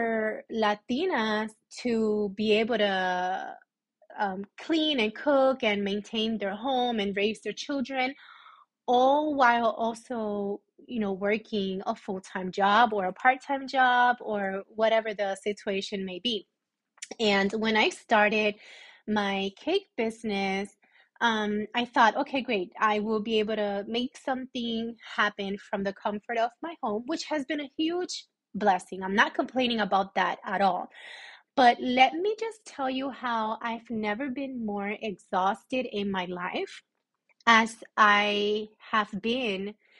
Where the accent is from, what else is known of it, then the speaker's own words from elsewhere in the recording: Puerto Rico; I'm from Puerto Rico. So coming from a Puerto Rican family